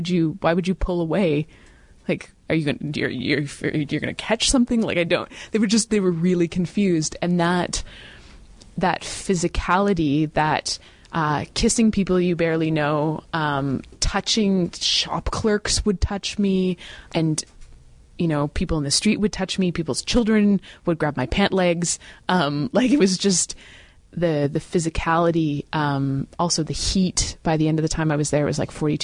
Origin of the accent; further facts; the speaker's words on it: Western Canada, Canada; I'm from Western Canada